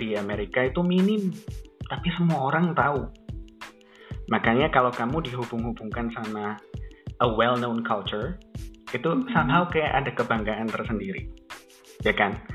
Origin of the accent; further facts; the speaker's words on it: Indonesia; Kita orang Indo